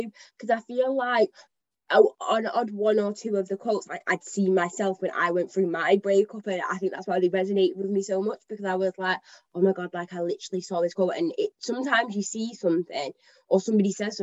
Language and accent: English; Manchester, North West England, United Kingdom; I'm from Manchester, like I've grown up here